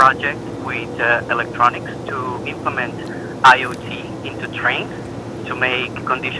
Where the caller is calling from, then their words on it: Australia; I'm calling from Australia.